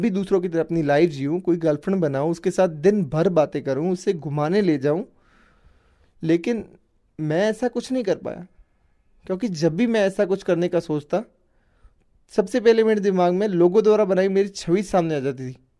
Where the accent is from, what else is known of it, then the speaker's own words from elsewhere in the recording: Phalodi, Rajasthan, India; मैं राजस्थान के जोधपुर ज़िले में स्थित फलोदी शहर का रहने वाला हूँ